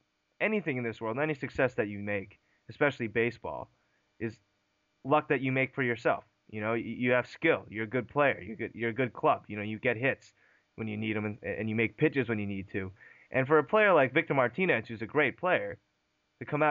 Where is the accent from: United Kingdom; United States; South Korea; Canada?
South Korea; We're both from South Korea